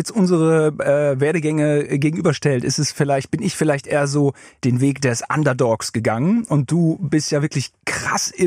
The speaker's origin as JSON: {"language": "German", "country": "Germany", "tie": "born or raised there"}